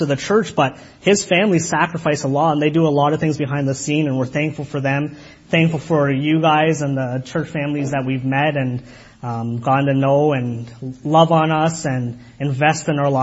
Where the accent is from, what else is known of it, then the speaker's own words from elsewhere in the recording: Kitchener, Ontario, Canada; I was raised in Kitchener, but I was raised by Guyanese parents, so it's a different culture